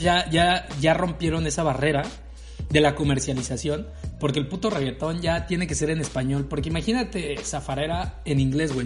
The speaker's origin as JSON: {"language": "Spanish", "region": "Veracruz", "country": "Mexico", "tie": "born or raised there", "also_born_or_lived": "Guadalajara", "moved": "yes", "said": "yo venía de Guadalajara, güey. Yo llegué de Guadalajara a Veracruz"}